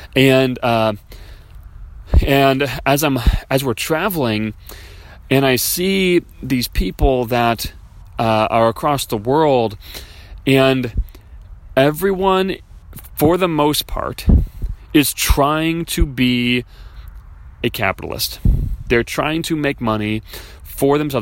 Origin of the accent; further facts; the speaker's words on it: Chicago, Illinois, United States; I was raised in Chicago